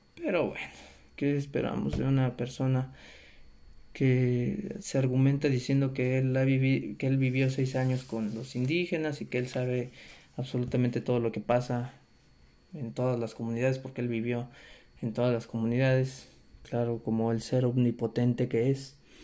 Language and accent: Spanish; Mexico; Somos mexicanos